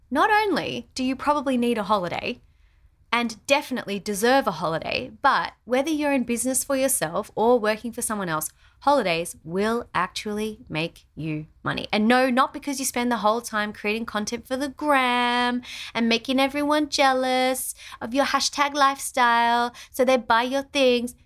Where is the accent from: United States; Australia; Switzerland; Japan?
Australia; our house in Australia